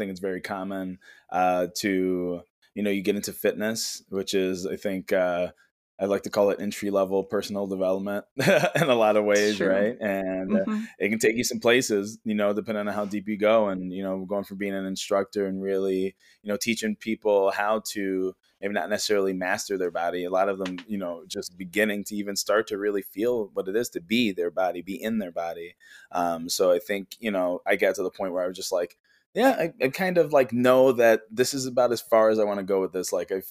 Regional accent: Chicago, Illinois, United States; from Chicago, Illinois. I am a Reiki healer.

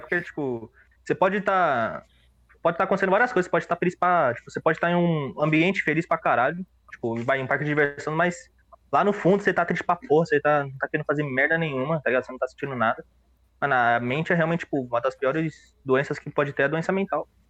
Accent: São Paulo, Brazil; now in Guarulhos, Brazil; Eu, eu nasci em São Paulo

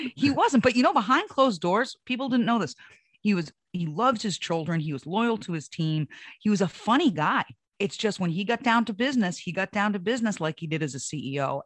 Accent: Hampton, New Hampshire, United States; I grew up in Hampton Beach, New Hampshire

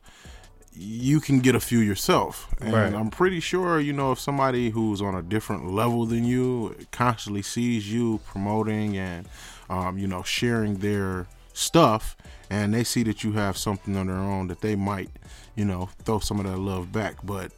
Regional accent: Pontiac, Michigan, United States; moved away; I'm from Pontiac, Michigan. I don't reside there anymore. But I do come, check up on my old blocks where I used to do my thing

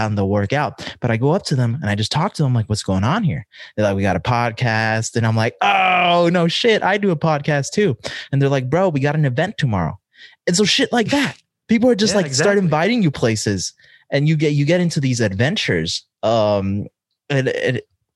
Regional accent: United States; being an American in another country

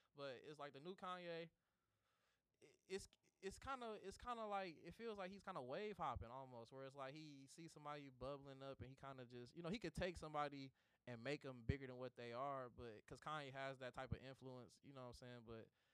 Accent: Detroit, Michigan, United States; the story of my life growing up in Detroit

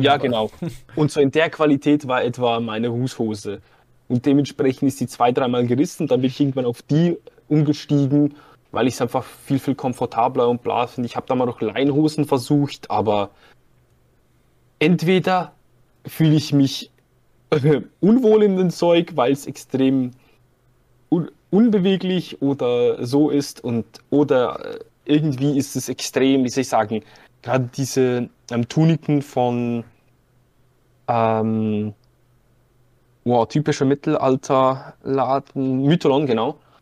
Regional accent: Zurich, Switzerland; ich komme aus der Schweiz, ich komme aus dem Kanton Zürich.

